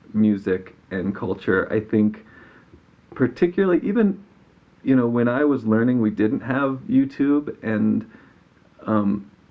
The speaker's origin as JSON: {"language": "English", "region": "Missouri", "country": "United States", "tie": "born or raised there", "moved": "yes", "lives_now": "New Mexico, United States", "said": "I grew up in Missouri and learned the fiddle"}